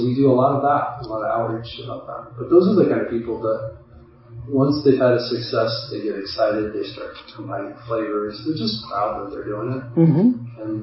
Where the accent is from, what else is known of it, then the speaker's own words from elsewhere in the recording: Midwest, United States; I grew up in the Midwest